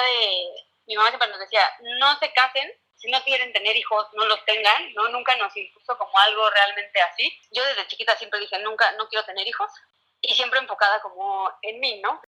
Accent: Puebla, Mexico; Soy de Puebla

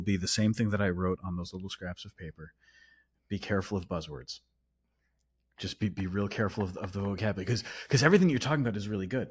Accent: United States; I'm American.

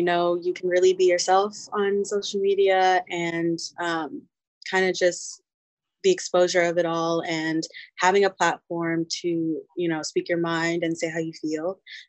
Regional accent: Raleigh, North Carolina, United States; am 23 years old. I am a singer, actress, songwriter, and model, and I'm from Raleigh, North Carolina.

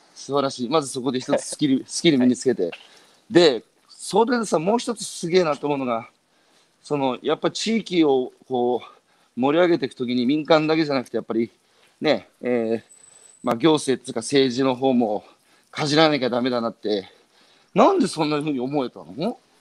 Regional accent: Iwate, Japan; 僕は岩手

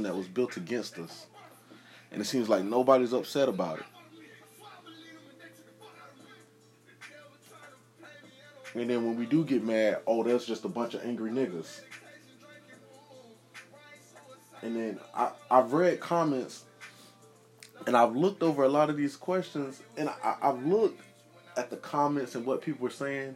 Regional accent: Jacksonville, Florida, United States; I'm from Duval County, Jacksonville, Florida

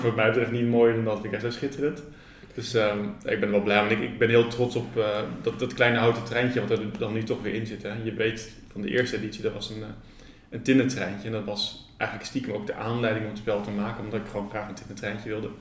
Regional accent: Rotterdam, South Holland, Netherlands; also born or lived in Ede; now in Nijmegen, Netherlands; Ik kom eigenlijk uit Rotterdam en ik heb een tijd in Ede gewoond

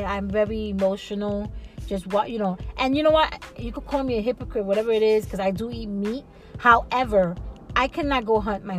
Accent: New York, United States; I find, as a New Yorker, it's kind of weird for me.

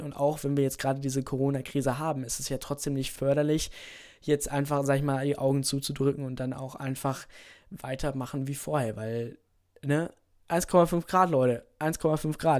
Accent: Germany; hier bei uns in Deutschland

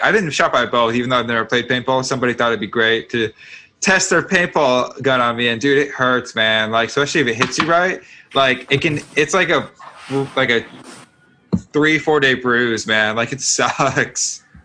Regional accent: California, United States; now in Texas, United States; I'm originally from California

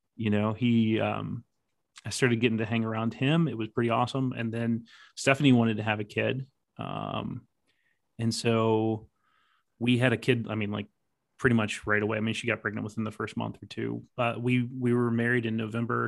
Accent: West Virginia, United States; I grew up in West Virginia

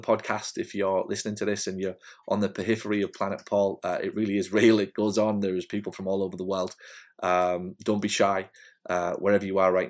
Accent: Hartlepool, North East England, United Kingdom; moved away; in Hartlepool, in my hometown.

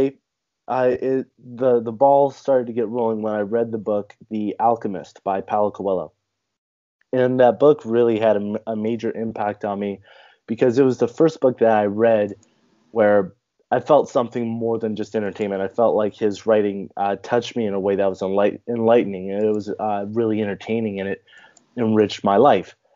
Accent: California, United States; I'm an author from California. I was born and raised in a pretty small town way out in the mountains.

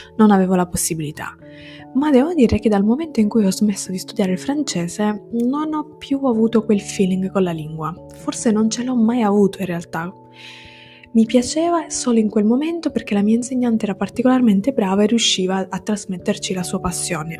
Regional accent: Sicily, Italy; first language Italian and Sicilian; now in Turin, Italy; sono siciliana, vivo a Torino

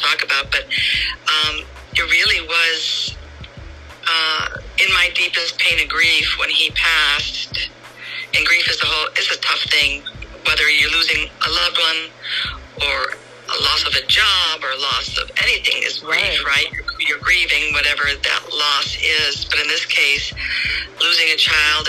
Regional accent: Crystal Lake, Illinois, United States; moved away as an adult; now in San Diego, United States; I grew up in Illinois, so we have that in common. Outside of Chicago, northwest of Chicago, a small town called

